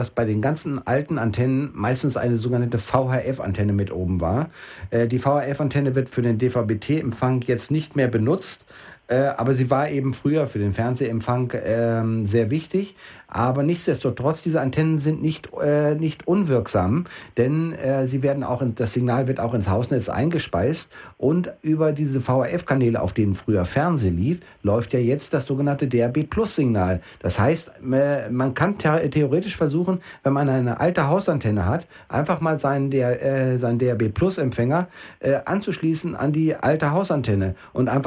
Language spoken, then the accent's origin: German; Osnabrück, Lower Saxony, Germany; in der norddeutschen Gegend, da wo ich herkomme, also Osnabrück, Osnabrück Bielefelder Gegend